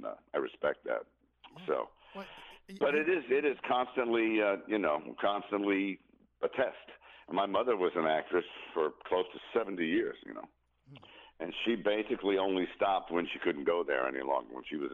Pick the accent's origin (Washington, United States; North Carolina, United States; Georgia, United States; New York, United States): New York, United States; moved away as an adult; now in Los Angeles, United States; I grew up in New York, but when you come out here, and I've been out here since 86